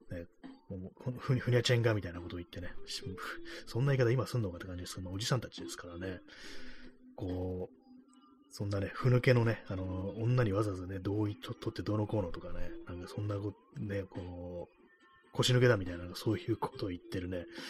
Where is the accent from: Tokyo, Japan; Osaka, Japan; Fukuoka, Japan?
Tokyo, Japan; 東京生まれの東京人ですけども、東京育ちですけども